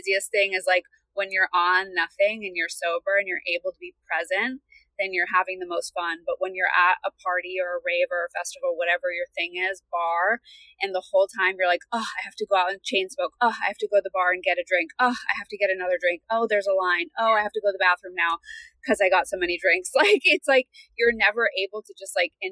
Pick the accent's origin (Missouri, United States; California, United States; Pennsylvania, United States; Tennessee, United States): California, United States; Beverly Hills; I grew up in Beverly Hills, a well-to-do family, private all-girls school